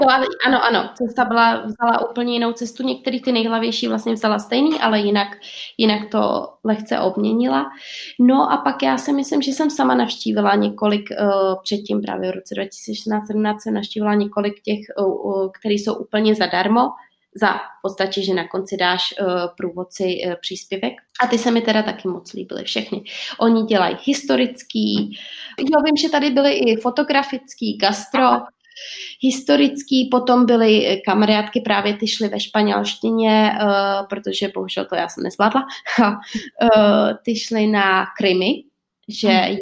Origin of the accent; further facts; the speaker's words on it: Czechia; now in Portugal; já jsem od Česka úplně odříznutá